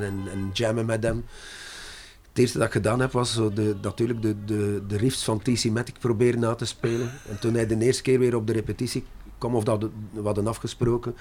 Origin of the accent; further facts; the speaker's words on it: Brussels, Brussels-Capital Region, Belgium; first language French; Dutch is a second language; moved away; also born or lived in Zeebrugge / Ghent; Dat was in Brussel meestal, want wij, we zijn Brusselaars